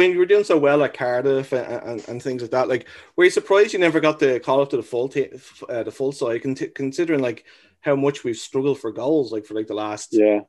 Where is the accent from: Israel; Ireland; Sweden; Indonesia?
Ireland; Dublin, Leinster; now in Canada; I'm from Dublin